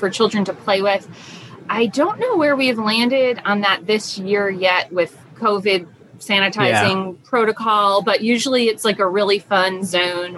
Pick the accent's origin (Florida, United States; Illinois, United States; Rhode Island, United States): Rhode Island, United States; South County; I grew up in South County